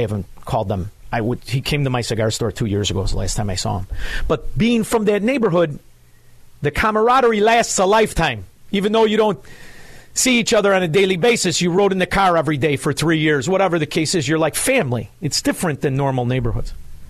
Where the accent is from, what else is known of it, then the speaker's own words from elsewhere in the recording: Melrose Park, Illinois, United States; everybody now knows that I'm from Melrose Park. Melrose Park, when I grew up there, was the best neighborhood in the world